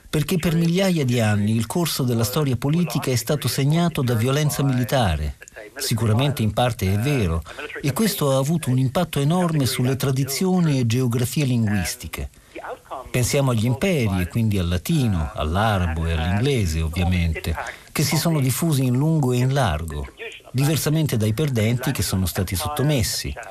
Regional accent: Limburg, Netherlands; accent: Limburgish; first language Limburgish; Italian is a second language; Io sono eh, cresciuto parlando olandese, la mia lingua d'origine è chiamata limburghese.

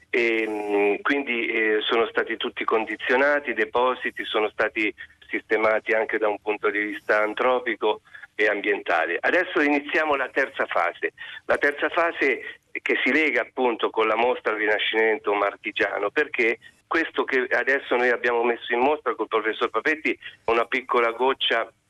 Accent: Perugia, Umbria, Italy; moved away; io sono, fra l'altro sono perugino.

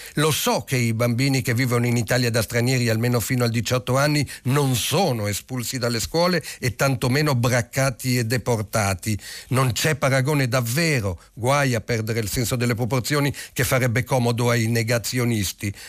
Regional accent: Lebanon; now in Italy; apprezzi un richiamo al mio paese natale, anche se è un richiamo addolorato sulla prima pagina del manifesto, povero Libano

